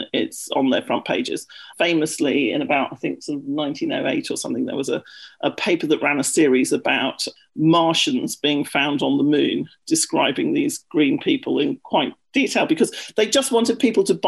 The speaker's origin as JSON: {"language": "English", "country": "United Kingdom", "also_born_or_lived": "London", "accent": "British", "moved": "as an adult", "lives_now": "United States", "said": "I'm British, which you may have guessed by my accent."}